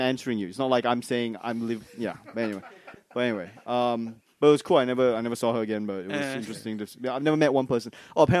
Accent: Malaysia; also born or lived in New Hampshire, United States; now in Melbourne, Australia; I'm from Malaysia.

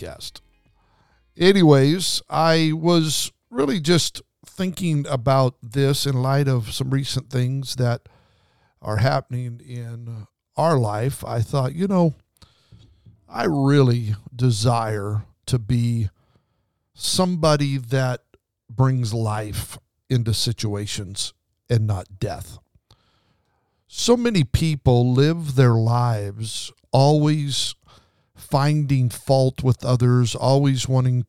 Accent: Kimberly, Idaho, United States; I grew up on the Snake River Canyon in Twin Falls, Idaho, outside of Twin Falls, a little town called Kimberly, Idaho

